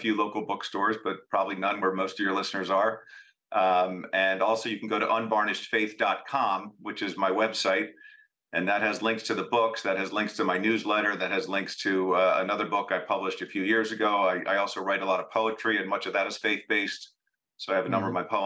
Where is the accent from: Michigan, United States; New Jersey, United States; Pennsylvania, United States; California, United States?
Pennsylvania, United States; Philadelphia; also born or lived in Durham, North Carolina / West Coast; I am born and raised in Philadelphia